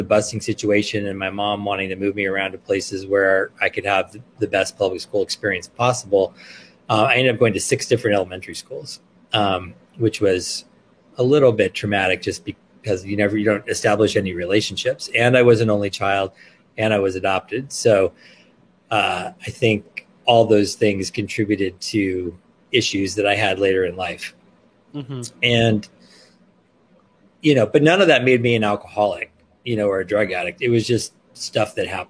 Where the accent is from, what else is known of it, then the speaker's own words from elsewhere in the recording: Los Angeles, California, United States; moved away as an adult; also born or lived in New York; I was born and raised in Los Angeles